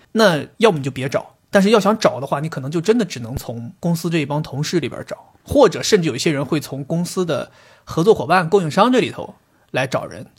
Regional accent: Northeast China, China; 我是东北的嘛，我们那边其实往上倒，父母这一代人基本都属于工人，然后父母的父母这一代人基本都属于外来移民

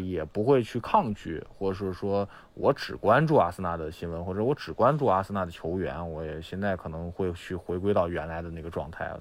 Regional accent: Xi'an, Shaanxi, China; 我是西安人

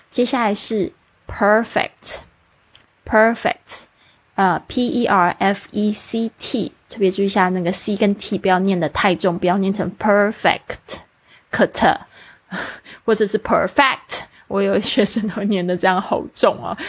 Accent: Taiwan; 我是在台湾出生长大，我们学的是注音，然后写的是繁体字

